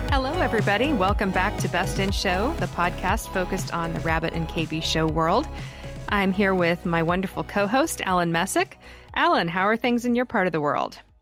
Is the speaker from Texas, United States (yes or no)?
no; Wichita, Kansas, United States; Wichita, Kansas, which is kind of my hometown